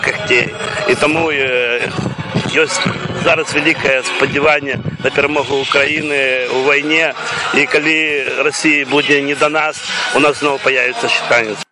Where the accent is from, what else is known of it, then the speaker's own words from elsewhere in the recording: Belarus; moved away; мы беларусы ёсць